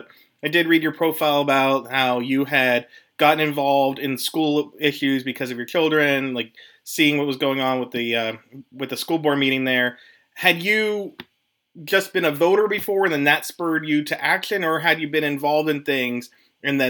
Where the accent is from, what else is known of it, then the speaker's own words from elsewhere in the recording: Pennsylvania, United States; I'm from Pennsylvania, hence the Bridgeport part, and I am prone to care most about my Commonwealth of Pennsylvania